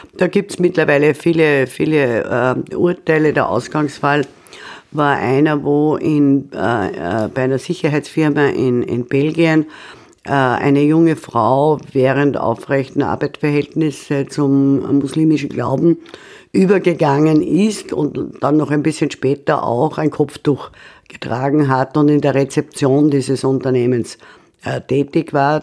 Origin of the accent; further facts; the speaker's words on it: Austria; als Österreicherin